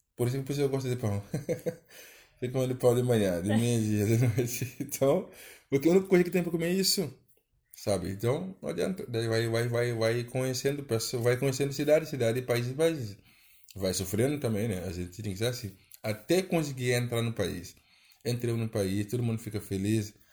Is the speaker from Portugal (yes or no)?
no; Senegal; Portuguese is a second language; moved away as an adult; now in Brazil; minha casa lá no meu país